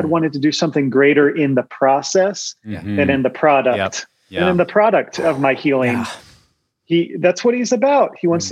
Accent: Virginia, United States; I'm from Virginia

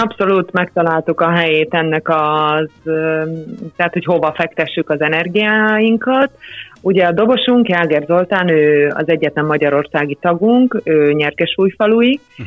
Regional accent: Upper Hungary, Felvidék, Slovakia; mi, mint felvidéki zenészek

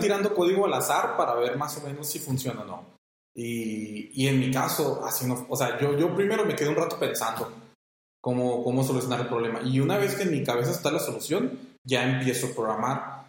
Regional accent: Mexico; como mexicanos

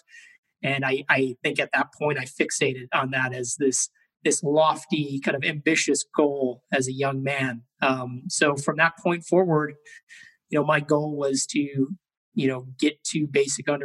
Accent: Chicago, Illinois, United States; I grew up in Chicago, Illinois

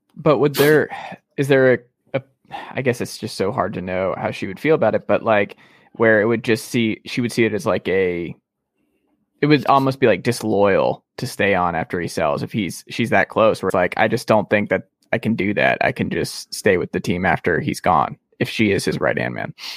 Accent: Atlanta, Georgia, United States; I'm from Atlanta

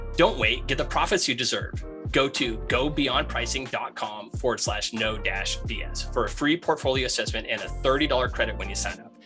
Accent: Maine, United States; moved away; also born or lived in Rutland, Vermont / New Hampshire / Atlanta; born in Maine, lived on the coast of Maine

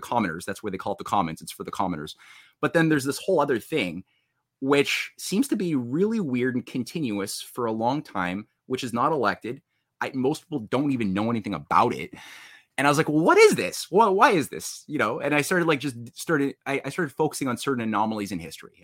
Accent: Canada; I was in Canada, I was born in Canada

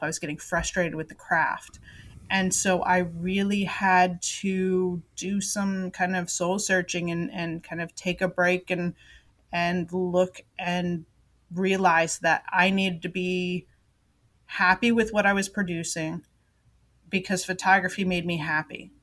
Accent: Florida, United States; moved away; also born or lived in Japan; when I was growing up in Florida

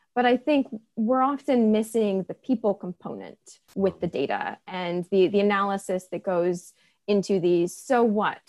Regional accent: Washington, United States; I grew up in Washington State.

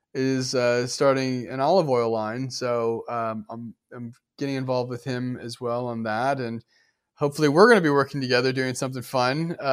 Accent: Midwest, United States; And it reminds me of, like, I grew up in the Midwest.

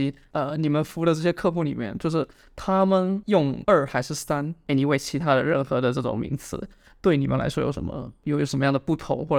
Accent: China; moved away; 我说我也中国来的

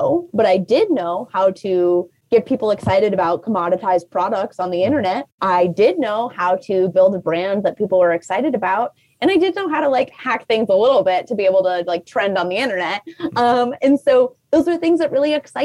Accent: Toledo, Ohio, United States; now in Columbus, United States; I'm actually originally from Toledo, Ohio

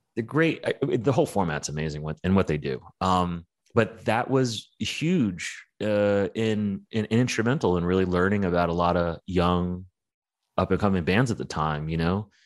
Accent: New York, United States; growing up in New York was really, really rough

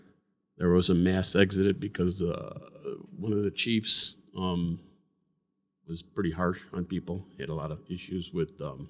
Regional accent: Berwyn, Illinois, United States; Everybody knew everybody in Berwyn. I was from the South Berwyn.

